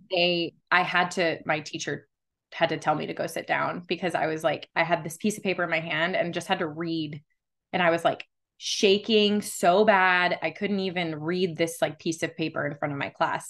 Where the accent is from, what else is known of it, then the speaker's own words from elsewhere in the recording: Las Vegas, Nevada, United States; I was born and raised here in Las Vegas